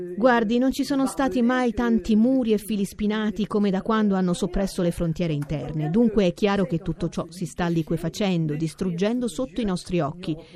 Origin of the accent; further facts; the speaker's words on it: France; io sono euh, europea perché sono francese